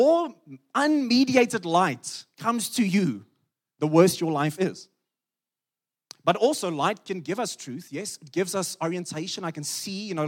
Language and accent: English; Free State, South Africa; I come from the Free State where the sun is powerful